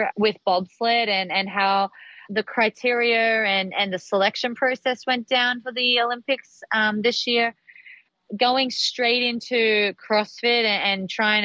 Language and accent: English; Australia; when I grew up in Australia.